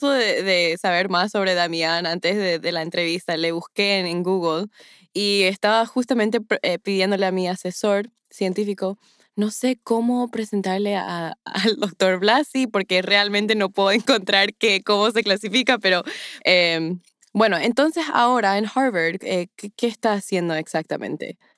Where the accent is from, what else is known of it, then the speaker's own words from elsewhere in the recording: Paraguay; nunca las he usado en mis conversaciones cotidianas en mi tierra, Paraguay.